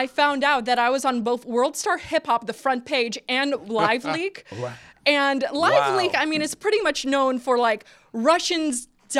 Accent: New Jersey, United States; accent: Polish; New Jersey. Like born and raised. Yeah, but if you're hearing an accent, it's Polish.

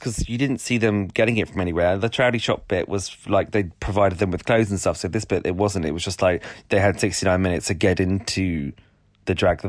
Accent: Welland, Ontario, Canada; so I went, I'm from Welland.

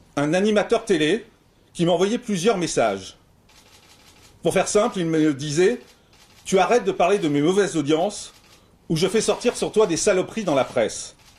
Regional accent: Corsica, France; je suis corse

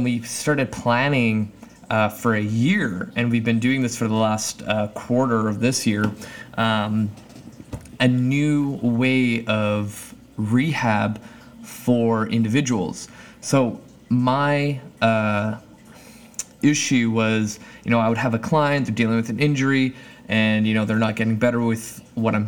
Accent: Canada; my home country, Canada

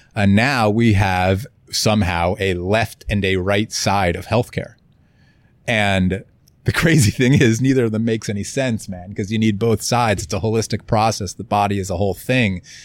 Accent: Florida, United States; moved away; also born or lived in Kauai; I grew up in Florida

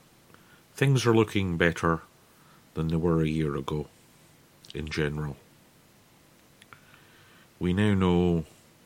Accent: Scotland, United Kingdom; since I'm Scottish

